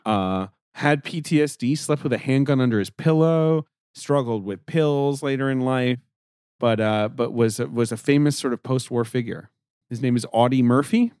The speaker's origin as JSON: {"language": "English", "region": "London", "country": "United Kingdom", "tie": "born or raised there", "also_born_or_lived": "New York City", "moved": "yes", "said": "in Britain, where I grew up, in London, England"}